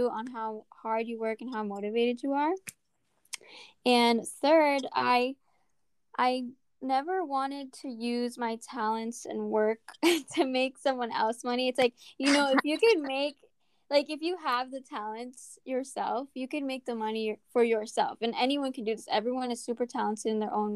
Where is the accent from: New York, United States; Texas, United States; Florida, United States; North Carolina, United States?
New York, United States; So I'm from New York